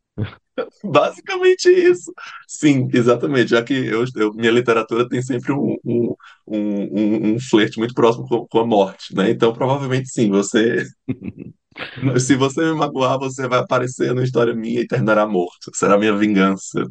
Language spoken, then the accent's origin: Portuguese; Fortaleza, Ceará, Brazil; moved away as an adult; also born or lived in Paranaguá; now in Curitiba, Brazil; amo Fortaleza, amo, meu, amo o lugar de onde eu venho